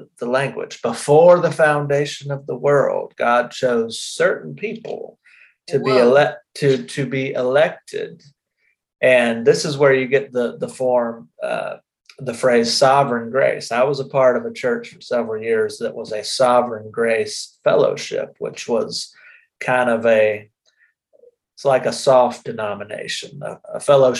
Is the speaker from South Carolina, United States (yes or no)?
yes; South Carolina, United States; I grew up in South Carolina